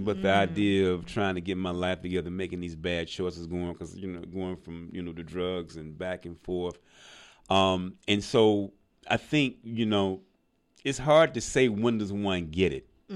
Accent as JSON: {"language": "English", "town": "Birmingham", "region": "Alabama", "country": "United States", "also_born_or_lived": "Montgomery County, Maryland", "moved": "yes", "said": "I'm originally from Birmingham, Alabama."}